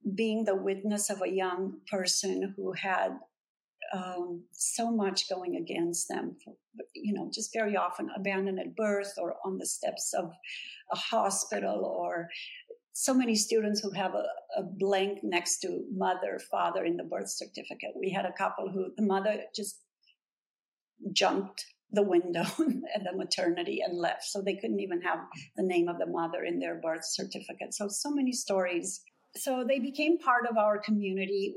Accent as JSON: {"language": "English", "town": "Brasov", "region": "Brașov County", "country": "Romania", "tie": "born or raised there", "moved": "yes", "lives_now": "Los Angeles, United States", "said": "my hometown in Brasov in Transylvania"}